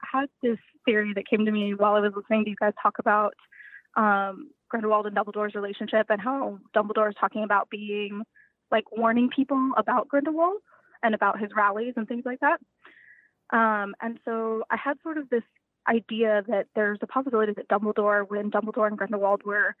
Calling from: Houston, Texas, United States; I am calling from, I'm calling from Houston, Texas.

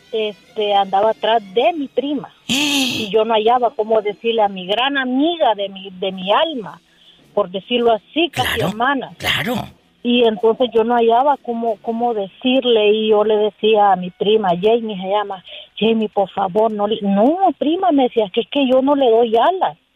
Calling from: Las Vegas, Nevada, United States; de Las Vegas. ¿Cómo estás?

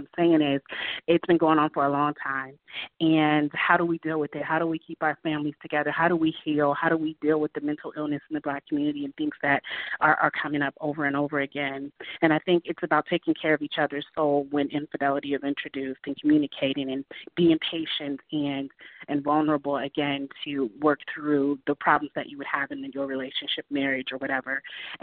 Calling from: Atlanta, Georgia, United States; calling from Atlanta, Georgia

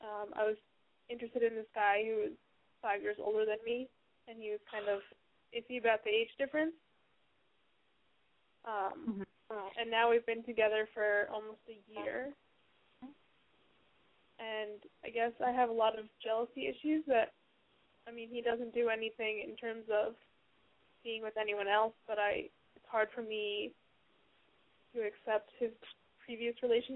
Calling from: New York, United States; I'm living in New York.

